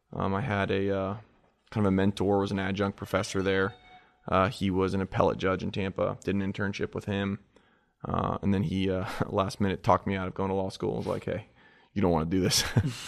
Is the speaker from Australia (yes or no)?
no; New Zealand; also born or lived in Delaware; Born in Delaware. My dad was kind of a serial entrepreneur of sorts, had a bunch of different ventures. He actually owned a greenhouse down there and ended up selling that, and we moved to New Zealand. So I grew up in New Zealand, my childhood.